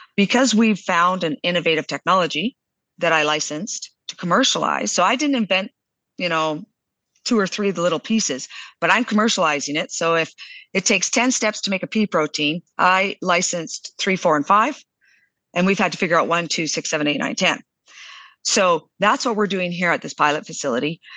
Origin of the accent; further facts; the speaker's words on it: southern Alberta, Canada; also born or lived in Calgary, Alberta; I was born in Calgary, but raised down in southern Alberta